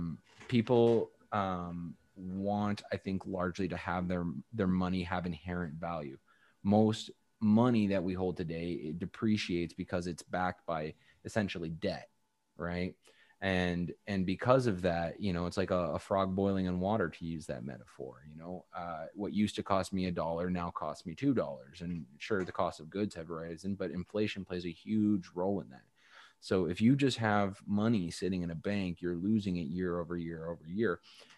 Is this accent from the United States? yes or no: no; Canada; I'm Canadian